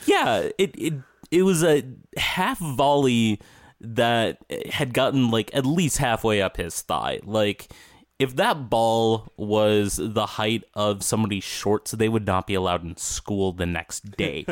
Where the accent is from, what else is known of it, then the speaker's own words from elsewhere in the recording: Minnesota, United States; as a Minnesotan.